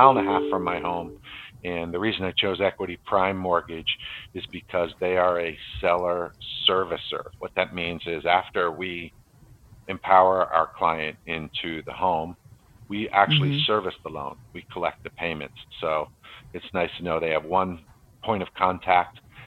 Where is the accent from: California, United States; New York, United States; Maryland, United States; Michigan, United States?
Maryland, United States; moved away as an adult; also born or lived in New Jersey; I moved from New Jersey back to Maryland, where I'm from